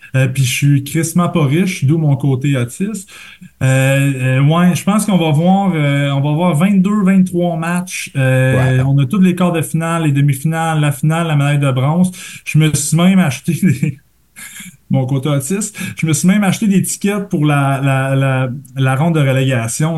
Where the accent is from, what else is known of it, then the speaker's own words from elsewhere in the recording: Quebec, Canada; je viens du Lac-Saint-Jean